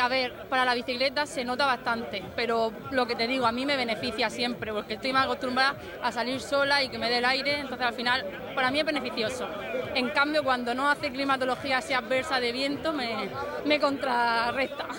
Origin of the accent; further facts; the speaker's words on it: Murcia, Region of Murcia, Spain; soy de Murcia Capital, pero estoy allí con el club de triatlón Archena